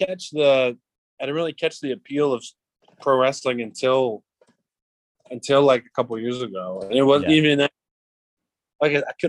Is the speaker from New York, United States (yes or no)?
no; Pennsylvania, United States; now in Florida, United States; I'm from Pennsylvania